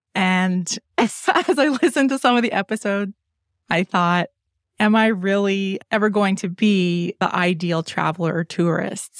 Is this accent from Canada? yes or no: yes; London, Ontario, Canada; I didn't grow up traveling a lot. I had four siblings, and our travels were basically limited to the provincial parks in southwestern Ontario because I'm from London, Ontario